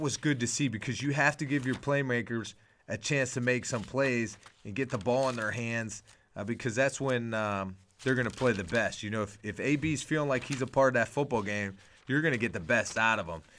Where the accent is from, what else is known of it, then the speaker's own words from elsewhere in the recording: Pittsburgh, Pennsylvania, United States; I grew up in Pittsburgh